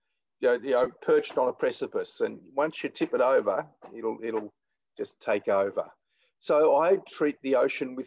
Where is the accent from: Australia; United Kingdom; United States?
Australia; Melbourne, Victoria; I grew up around Port Phillip Bay in Melbourne, you know, in the 1950s and 1960s